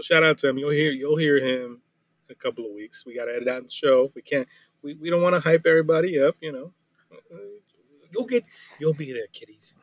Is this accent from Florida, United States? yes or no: yes; Miami Beach, Florida, United States; now in Dallas, United States; I went to my actual hometown, which is, like, South Beach. Yes, I grew up in South Beach